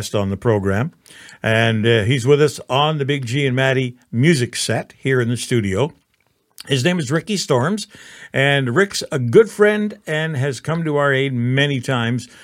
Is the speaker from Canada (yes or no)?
yes; Toronto, Ontario, Canada; I was that kid that was born and raised in Toronto